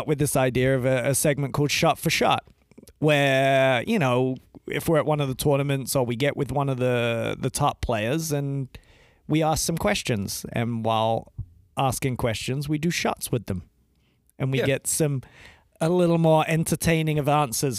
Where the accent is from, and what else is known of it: United Kingdom; moved away